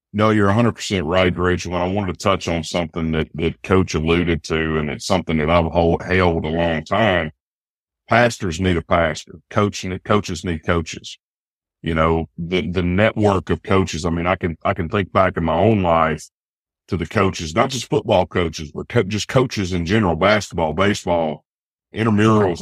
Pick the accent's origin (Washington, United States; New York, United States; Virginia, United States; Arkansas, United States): Arkansas, United States; Eastern; I'm an Arkansas kid. And I know at the generational poverty of the Delta growing up in Eastern Arkansas